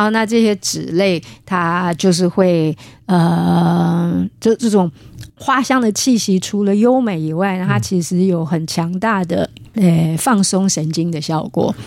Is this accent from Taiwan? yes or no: yes; Taiwan; 我们苗栗那边